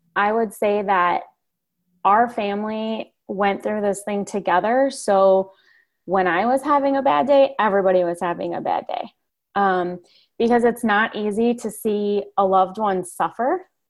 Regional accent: Chicago suburbs, Illinois, United States; I grew up in the Chicago suburbs.

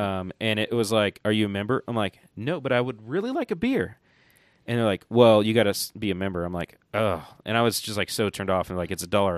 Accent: Johnson City, Tennessee, United States; also born or lived in Cincinnati; now in Asheville, United States; I grew up in Johnson City, Tennessee

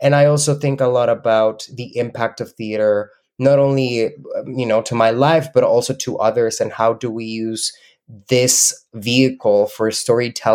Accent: Mexico; English is a second language; moved away as an adult; now in Canada; When I was in Mexico

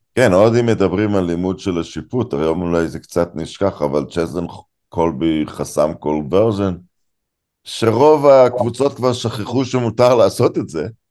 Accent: Israel; אני נולדתי בארץ

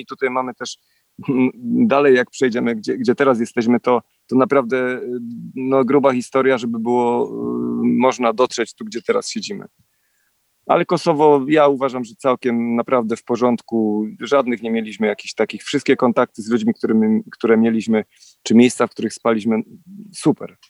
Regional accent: Poland; my jesteśmy tutaj z Polski

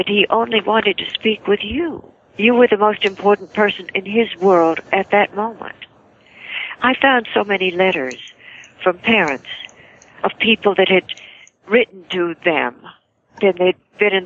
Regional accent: West Columbia, Texas, United States; moved away as an adult; also born or lived in Hollywood; I'm from Texas, West Columbia, Texas

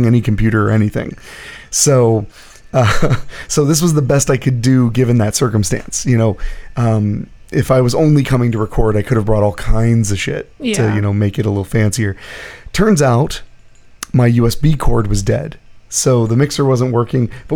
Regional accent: United States; I'm from America. I'm aware that I was born here

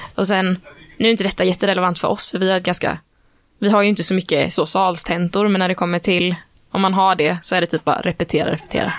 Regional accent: Växjö, Kronoberg County, Sweden; now in Gothenburg, Sweden; Jag är från en mindre stad, eh, ju, från Växjö

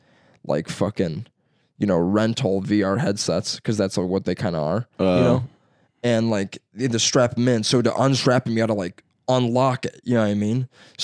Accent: Baghdad, Iraq; I'm from Baghdad, right?

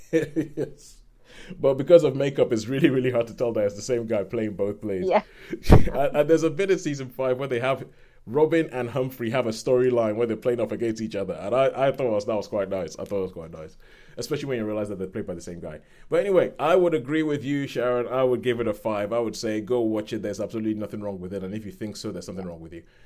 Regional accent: Nigeria; moved away; some of my friends who I grew up with in Nigeria

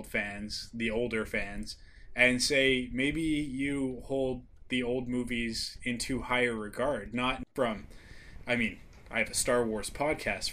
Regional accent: Canada; me being the Canadian

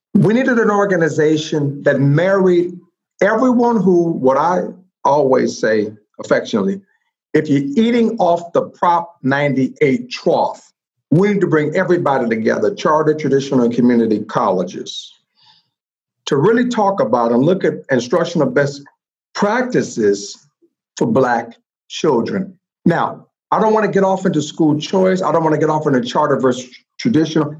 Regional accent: Compton, California, United States; Born and reared in Compton

